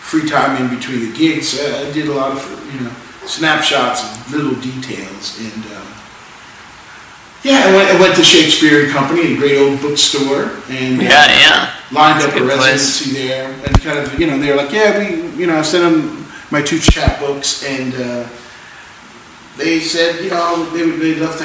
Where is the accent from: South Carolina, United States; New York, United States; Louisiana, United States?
Louisiana, United States; I'm a black guy from Louisiana